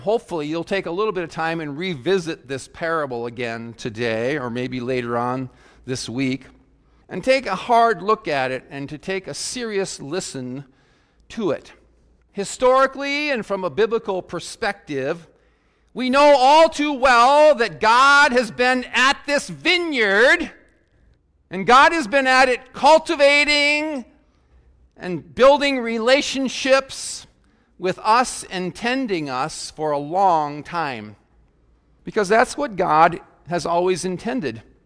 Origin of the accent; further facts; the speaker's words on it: South Dakota, United States; as a youngster growing up in South Dakota